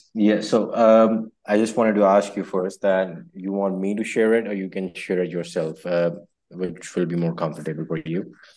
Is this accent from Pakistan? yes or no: yes; Lahore, Punjab, Pakistan; I'm from Pakistan, Lahore